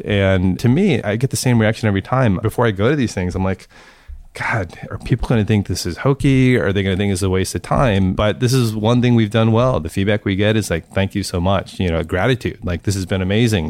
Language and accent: English; St. Louis, Missouri, United States; I grew up in Saint Louis